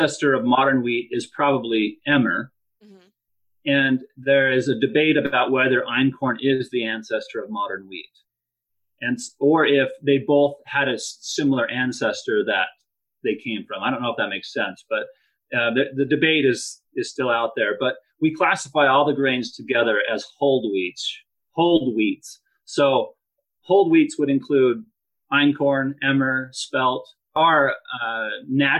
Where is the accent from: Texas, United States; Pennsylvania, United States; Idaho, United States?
Idaho, United States; also born or lived in Provo, Utah; I grew up on a farm here in Idaho and just loved the farm lifestyle